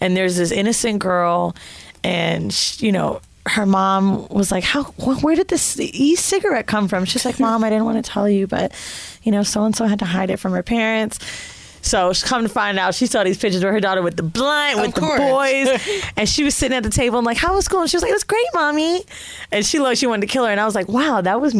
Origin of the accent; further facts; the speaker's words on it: Orlando, Florida, United States; also born or lived in San Francisco / Miami; I grew up in Orlando